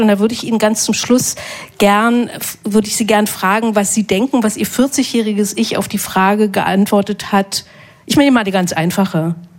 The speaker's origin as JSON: {"language": "German", "country": "Germany", "tie": "born or raised there", "said": "ich bin in der DDR groß geworden"}